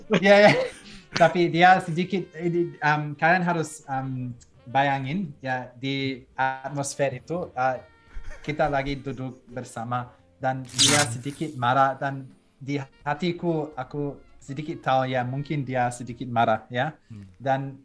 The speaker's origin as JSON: {"language": "Indonesian", "country": "Belgium", "tie": "born or raised there", "second_language": "Indonesian", "moved": "yes", "said": "aku lahir di Belgium"}